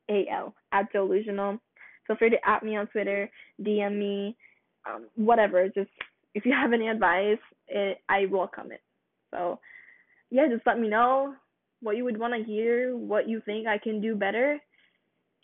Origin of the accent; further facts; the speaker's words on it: Philippines; now in United States; I'm Filipino. I was born in the Philippines and I moved to America with my family about 9 years ago.